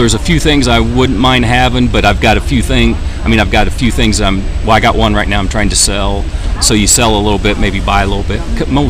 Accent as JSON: {"language": "English", "town": "Riverton", "region": "Illinois", "country": "United States", "said": "I'm from Riverton, Illinois, which is just outside of Springfield, the state capital."}